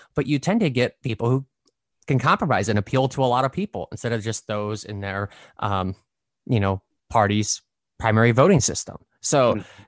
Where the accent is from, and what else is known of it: Nebraska, United States; born or raised there; also born or lived in Brooklyn, New York; now in New York City, United States